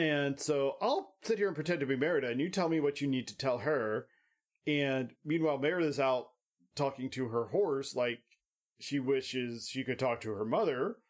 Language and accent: English; United States; we're American